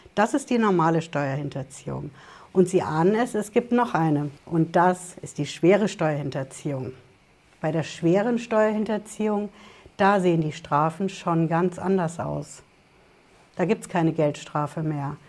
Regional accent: Germany; also born or lived in Hesse; bei uns in Deutschland

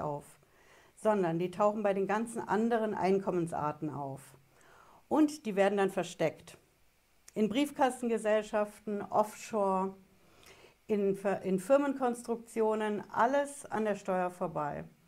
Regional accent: Germany; bei uns in Deutschland

